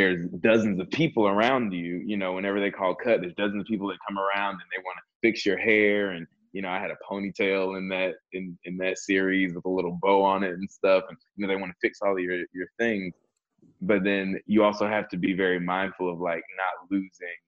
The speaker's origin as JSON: {"language": "English", "region": "the South", "country": "United States", "said": "I'm also from the South"}